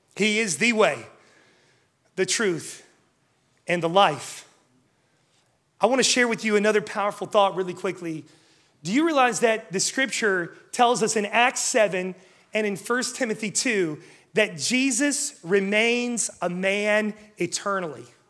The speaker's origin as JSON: {"language": "English", "region": "West Virginia", "country": "United States", "said": "I'm from West Virginia"}